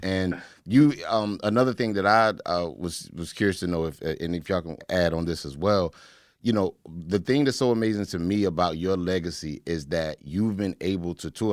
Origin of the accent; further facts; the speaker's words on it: Raleigh, North Carolina, United States; my hometown, uh, Raleigh, North Carolina